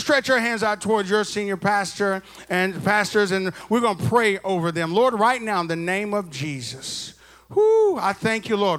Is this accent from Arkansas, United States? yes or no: yes; Arkansas, United States; now in Texas, United States; I'm from Arkansas. I was born in Texas, and I was raised in Arkansas, and I got back to Texas as fast as I could because I love Texas.